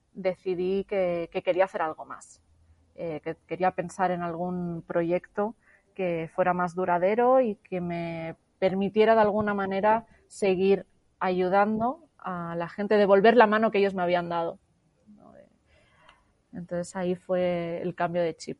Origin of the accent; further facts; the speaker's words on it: Barcelona, Catalonia, Spain; moved away as an adult; regresé a Barcelona, a mi ciudad natal